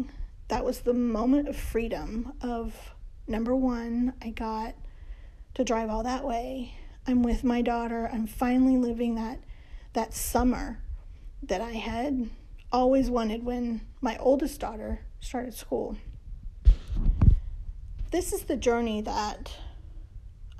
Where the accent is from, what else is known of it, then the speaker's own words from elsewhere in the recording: Midwest, United States; I'm from the Midwest